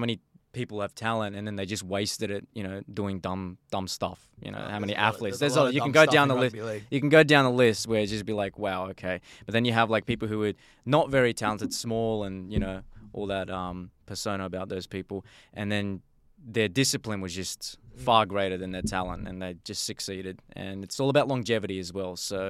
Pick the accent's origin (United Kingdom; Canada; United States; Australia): Australia; also born or lived in Tashkent, Uzbekistan; Uzbekistan, okay. Tashkent. Yeah, so I moved to Australia when I was 2 years old.